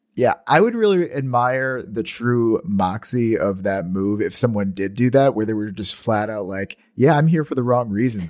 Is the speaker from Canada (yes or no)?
no; Marcellus, United States; in my hometown, Rock and Bowl on the weekends